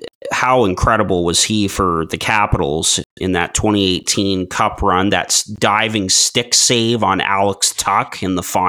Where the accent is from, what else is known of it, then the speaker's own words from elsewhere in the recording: Canada; We're all Canadian.